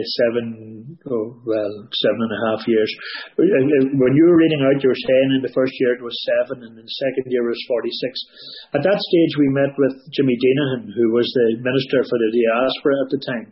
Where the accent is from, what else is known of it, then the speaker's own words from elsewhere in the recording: Newry, Northern Ireland, United Kingdom; we're from Newry County down